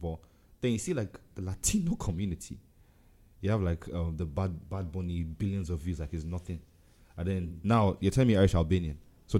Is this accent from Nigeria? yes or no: yes; Nigeria; like me, look, I'm Nigerian, so I can say this.